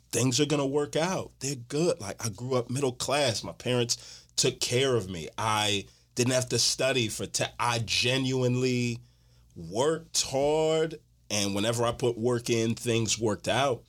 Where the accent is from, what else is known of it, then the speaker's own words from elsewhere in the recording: Houston, Texas, United States; moved away as an adult; now in Atlanta, United States; Born and raised in Houston, Texas, living Atlanta right now.